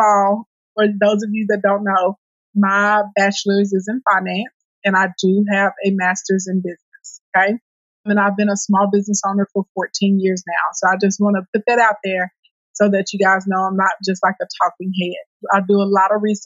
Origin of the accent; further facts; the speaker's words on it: Scott, Arkansas, United States; now in Little Rock, United States; I grew up in Scott, Arkansas, in the country on a farm, and I live in Little Rock now